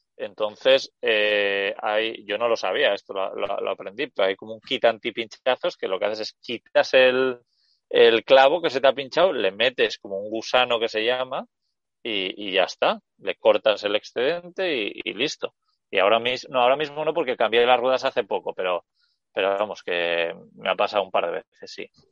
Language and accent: Spanish; Basque Country, Spain; estoy en el País Vasco, que es de donde soy yo